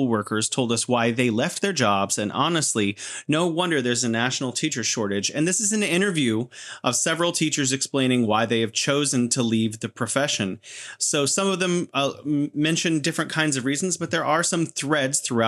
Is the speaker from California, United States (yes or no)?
yes; California, United States; now in Beijing, China; I'm originally from California and now living in beautiful Beijing.